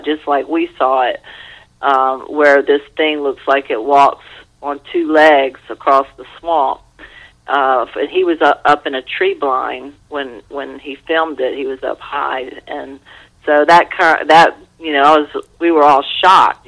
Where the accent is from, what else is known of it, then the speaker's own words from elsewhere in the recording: Louisiana, United States; moved away as an adult; also born or lived in Los Angeles, United States; I was away from Louisiana and, you know, a few times over the years when I was living in L.A.